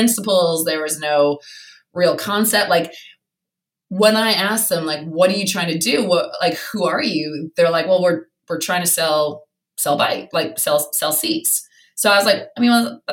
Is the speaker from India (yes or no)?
no; Canada; moved away as an adult; now in London, United Kingdom; I'm from Canada, and Canada, look, it's small, but it's very friendly.